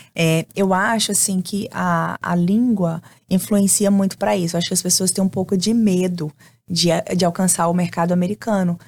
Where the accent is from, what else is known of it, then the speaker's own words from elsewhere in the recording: Brazil; moved away as an adult; also born or lived in Florida, United States; now in United States; E eu tinha acabado de chegar do Brasil